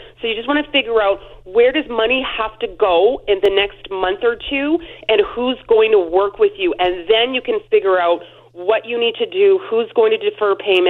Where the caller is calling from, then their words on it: Alberta, Canada; I'm calling you from Alberta today.